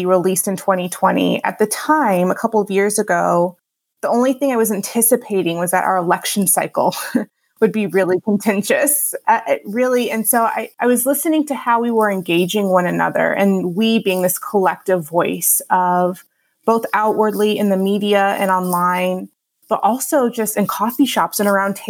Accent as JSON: {"language": "English", "town": "Houston", "region": "Texas", "country": "United States", "tie": "born or raised there", "also_born_or_lived": "Los Angeles / Chicago", "moved": "as an adult", "lives_now": "Grand Rapids, United States", "said": "I actually grew up in Houston, Texas"}